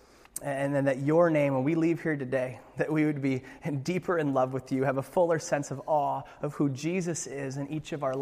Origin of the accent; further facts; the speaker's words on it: Alaska, United States; I'm from Alaska